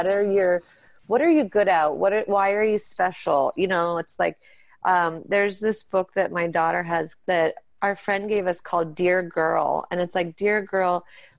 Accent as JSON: {"language": "English", "town": "Pittsburgh", "region": "Pennsylvania", "country": "United States", "tie": "born or raised there", "said": "We grew up in Pittsburgh and that's where we do our show and that's where our family is"}